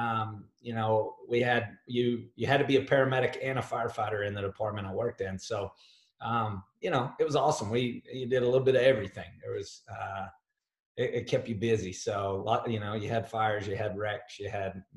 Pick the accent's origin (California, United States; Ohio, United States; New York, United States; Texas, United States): Texas, United States; Dallas; I'm from the United States, but in Texas in particular, in the Dallas area of Texas. So, you know, that's where I call home.